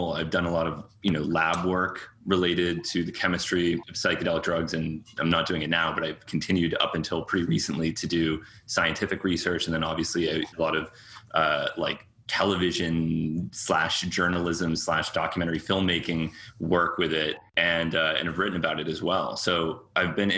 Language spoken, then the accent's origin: English; Cambridge, Massachusetts, United States; also born or lived in New York; I was born there and lived there as a young child, but I was raised mostly in Cambridge, Massachusetts